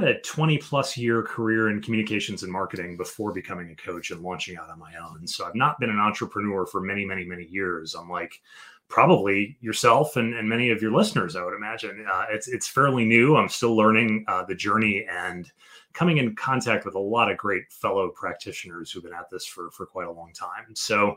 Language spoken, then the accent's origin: English; Chicago, Illinois, United States; moved away as an adult; now in Washington, D.C. area, United States; I was born in Chicago, Illinois, and raised in the Chicago area, went to college in the Chicago area